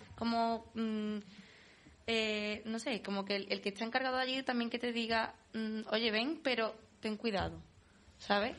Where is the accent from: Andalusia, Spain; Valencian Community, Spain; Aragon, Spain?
Andalusia, Spain; Palma del Río; la romería de mi pueblo